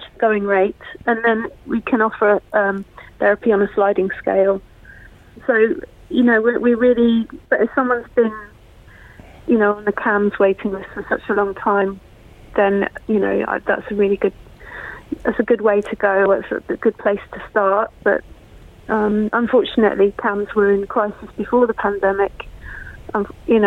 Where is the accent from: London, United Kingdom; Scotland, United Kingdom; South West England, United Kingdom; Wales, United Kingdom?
South West England, United Kingdom; BCP; moved away; also born or lived in Croydon; I just moved back to my hometown.